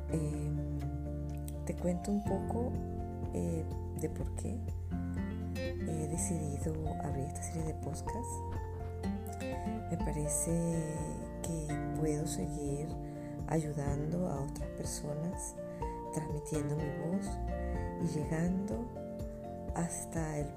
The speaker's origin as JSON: {"language": "Spanish", "town": "Caracas", "region": "Capital District", "country": "Venezuela", "also_born_or_lived": "Europe", "moved": "yes", "said": "como lo dije anteriormente, soy de Caracas, Venezuela, y con mucho gusto voy a empezar a grabar con ustedes y para ustedes desde una parte de Europa."}